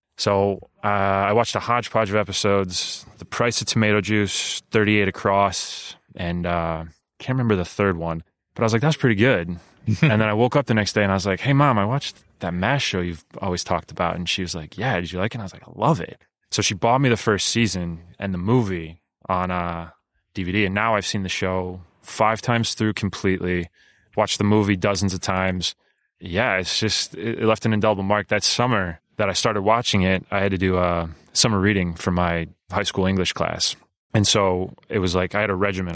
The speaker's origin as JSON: {"language": "English", "town": "Cleveland", "region": "Ohio", "country": "United States", "moved": "as an adult", "said": "I am from Cleveland, but I live here now"}